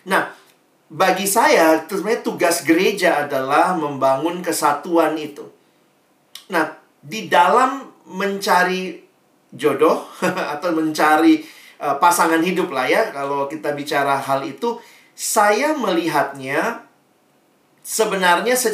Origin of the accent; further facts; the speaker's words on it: Makassar, South Sulawesi, Indonesia; Papa saya Ambon asli, mama saya Manado, Tionghoa. Nah, mereka ketemunya di Makassar, makanya saya lahir besar di Makassar.